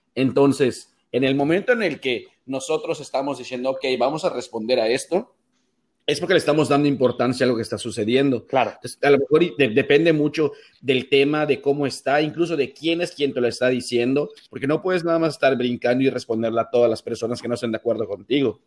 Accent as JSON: {"language": "Spanish", "town": "Mérida", "region": "Yucatán", "country": "Mexico", "also_born_or_lived": "Monterrey", "said": "yo estoy en Mérida, soy de Mérida y vivo en Mérida"}